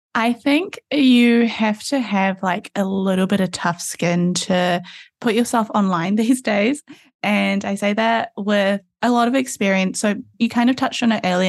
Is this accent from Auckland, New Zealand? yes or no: yes; Auckland, New Zealand; I'm in Auckland, New Zealand, which is where I grew up